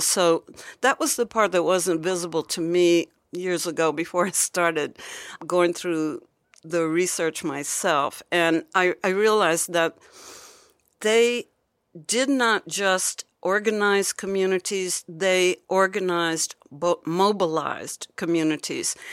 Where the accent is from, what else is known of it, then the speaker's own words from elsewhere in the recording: Hampton, Virginia, United States; my hometown in Virginia, Hampton